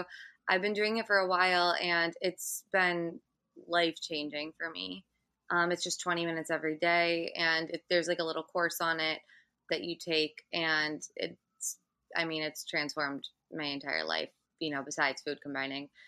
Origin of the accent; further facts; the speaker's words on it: Michigan, United States; now in New York City, United States; I'm from Michigan